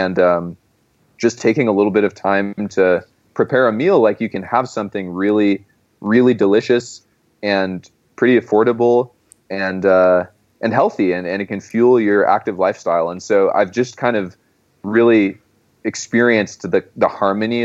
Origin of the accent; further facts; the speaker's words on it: Monterey, California, United States; moved away; I grew up in Monterey